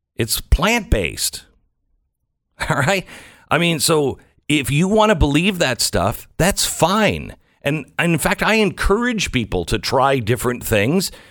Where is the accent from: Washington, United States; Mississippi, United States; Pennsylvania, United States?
Washington, United States; moved away; I grew up in Washington State